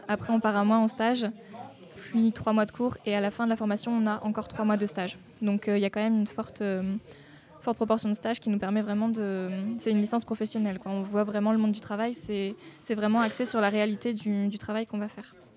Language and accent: French; Hauts-de-France, France; moved away; je viens du nord de la France, je peux pas être plus au nord